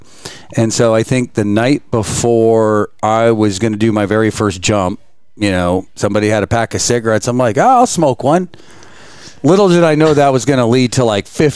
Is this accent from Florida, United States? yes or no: yes; Florida, United States; moved away; I'm from Florida originally